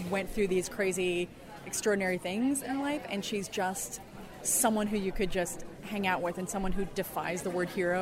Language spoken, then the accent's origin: English; Colorado, United States; now in California, United States; I'm originally from Colorado